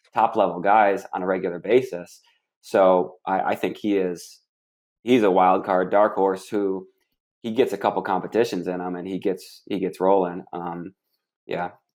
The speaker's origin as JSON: {"language": "English", "region": "Michigan", "country": "United States", "said": "I'm from Michigan"}